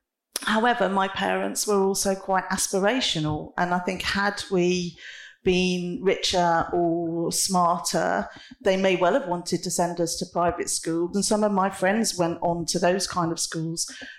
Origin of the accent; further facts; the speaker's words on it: Coventry, West Midlands, United Kingdom; I'm a Midlander, I'm a Brummie, I'm a Coventrian, but I'm also a European, and I was going to be an American almost at one point.